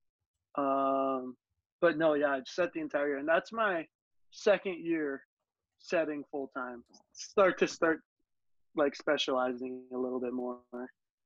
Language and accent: English; Hawaii, United States; growing up in Hawaii